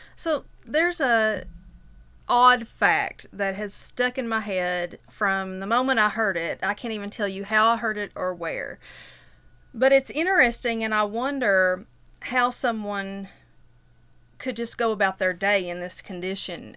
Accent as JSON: {"language": "English", "town": "Whitesburg", "region": "Kentucky", "country": "United States", "said": "I'm from Whitesburg"}